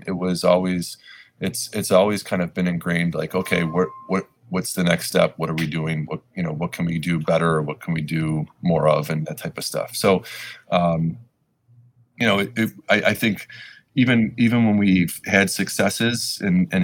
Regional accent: Lakewood, Ohio, United States; Lakewood's home to us though, because we grew up in Lakewood.

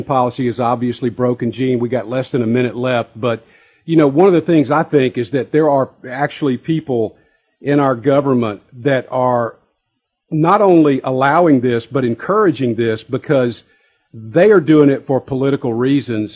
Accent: South Mississippi, United States; moved away as an adult; also born or lived in Fort Wainwright, Alaska; growing up in South Mississippi

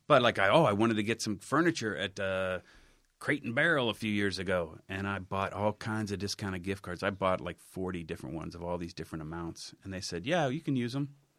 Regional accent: Cincinnati, Ohio, United States; moved away; I grew up on Salem

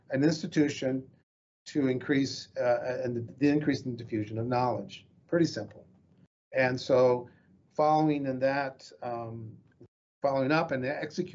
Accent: United States; I'm Chicano

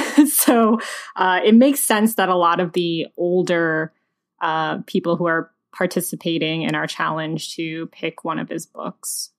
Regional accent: Georgia, United States; I'm from Georgia

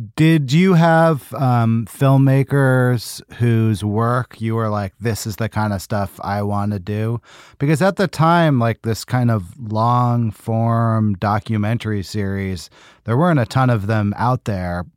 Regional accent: United States; I'm an American

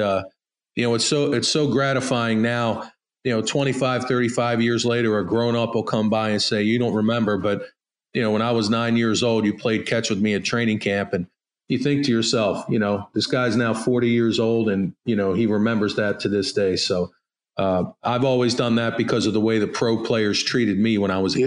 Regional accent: Baltimore, Maryland, United States; growing up in Baltimore

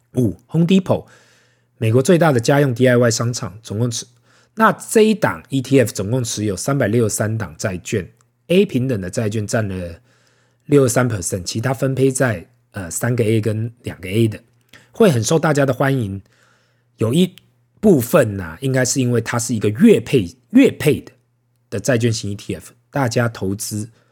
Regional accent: Taiwan; 身为台湾人呐

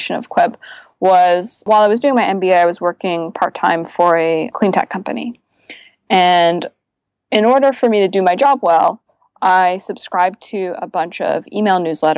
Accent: Canada; now in Bay Area, United States; as a Canadian

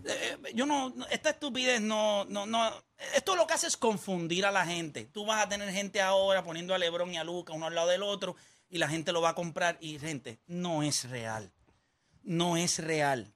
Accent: Puerto Rico; somos puertorriqueños

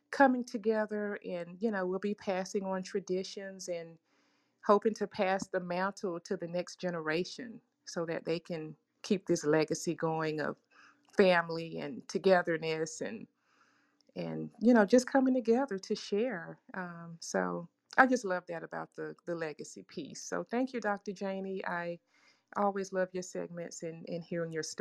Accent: Florida, United States; now in Atlanta, United States; I'm from Florida, um, not far from Orlando

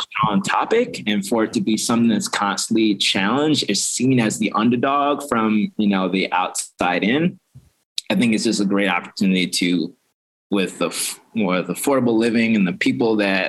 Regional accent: Florida, United States; now in Baltimore, United States; So I came in 2011 from Florida, West Beach, Florida. For school. Yeah. And I've been in Baltimore ever since.

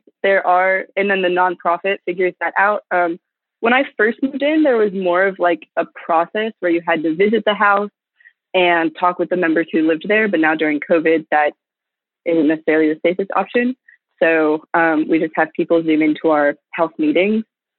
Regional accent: East Coast, United States; now in Texas, United States; I did not. No, I'm from the East Coast.

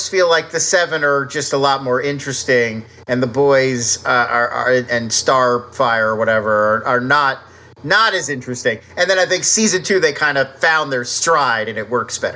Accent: East Coast, United States; I grew up on the East Coast where we had Crazy Eddie, like in New Jersey

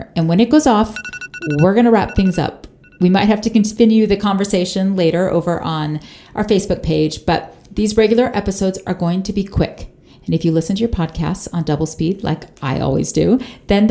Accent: Florida, United States; moved away as an adult; now in Utah, United States; we moved our family from Florida, where I am originally from, to Utah

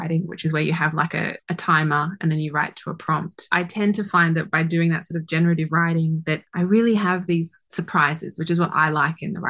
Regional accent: Sydney, New South Wales, Australia; I grew up in Sydney, so it's like back in my home city

